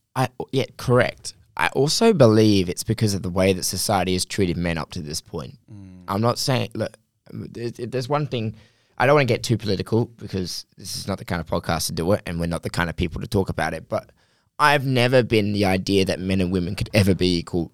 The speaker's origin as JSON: {"language": "English", "region": "England", "country": "United Kingdom", "said": "I'm from England"}